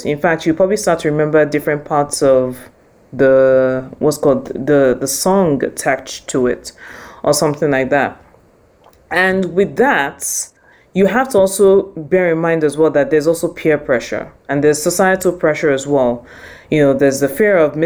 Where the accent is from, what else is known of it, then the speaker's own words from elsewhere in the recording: Nigeria; now in United Kingdom; I am Nigerian as well, I also live and work in the UK